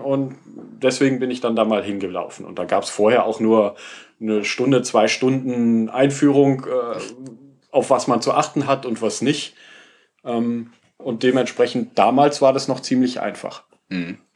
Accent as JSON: {"language": "German", "country": "Germany", "said": "als Deutscher"}